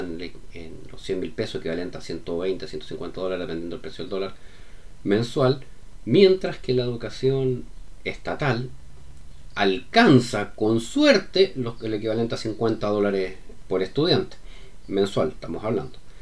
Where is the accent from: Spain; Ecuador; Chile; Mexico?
Chile